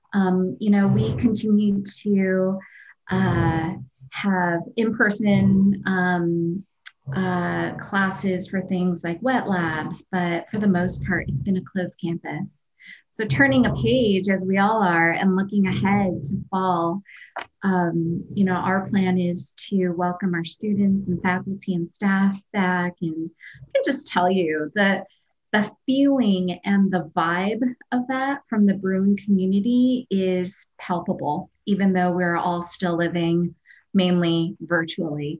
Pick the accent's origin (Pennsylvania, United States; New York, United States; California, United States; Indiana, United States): California, United States; Culver City; I grew up um, in Los Angeles, and I grew up in Culver City